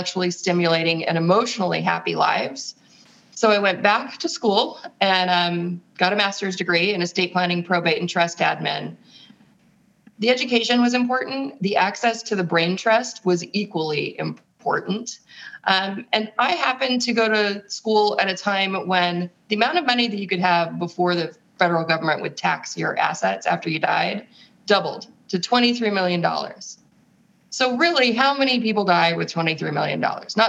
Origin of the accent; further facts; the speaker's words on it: San Francisco, California, United States; moved away as an adult; also born or lived in Europe / Los Angeles / Rome; I was born in San Francisco